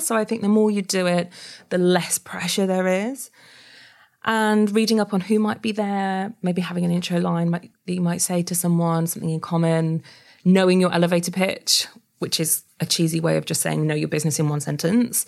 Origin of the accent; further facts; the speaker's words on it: Yorkshire and the Humber, United Kingdom; moved away as an adult; also born or lived in New South Wales, Australia; I'm actually, uh, from Yorkshire